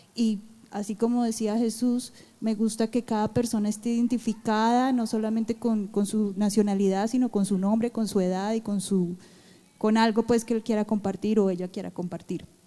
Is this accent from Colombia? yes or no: yes; Colombia; now in United States; Como colombianos nosotros tenemos nuestra identidad